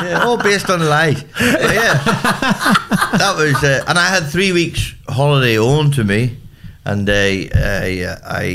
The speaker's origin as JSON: {"language": "English", "area": "Antrim Coast", "region": "Northern Ireland", "country": "United Kingdom", "accent": "Northern Ireland", "moved": "as an adult", "lives_now": "Australia", "said": "the people that hear my accent, they know, they go, \"Right, you're from the Antrim Coast.\""}